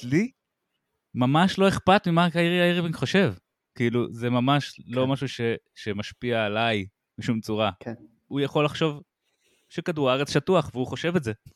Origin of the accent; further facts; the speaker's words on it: Israel; אני ישראלי, אני ציוני